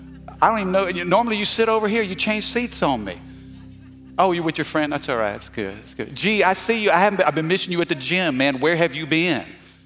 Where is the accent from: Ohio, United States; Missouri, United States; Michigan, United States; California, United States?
Missouri, United States; now in Baton Rouge, United States; I'm not from Louisiana. Did you know that? I'm from the Midwest, okay? I'm from Missouri, the Show Me State. And my parents moved us down to Baton Rouge in the late 80s, 87, 88.